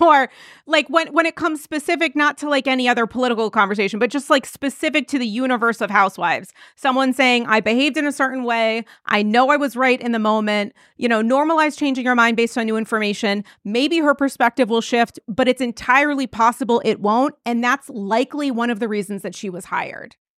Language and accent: English; New England, United States; I'm from New England